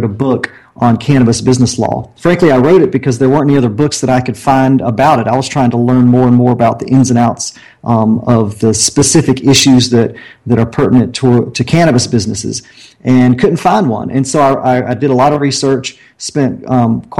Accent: Augusta, Georgia, United States; moved away; I'm from the Augusta, Georgia area

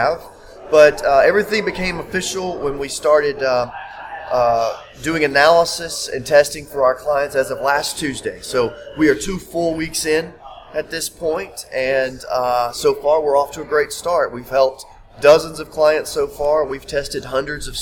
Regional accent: Greene County, Upper East Tennessee, United States; my background, you know, really starts where I grew up in Upper East Tennessee in Greene County.

